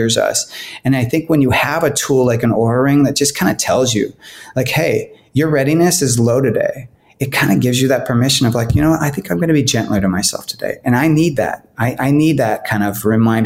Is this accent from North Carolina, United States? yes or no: no; California, United States; moved away as an adult; also born or lived in Los Angeles, United States; now in Portland, United States; I grew up in California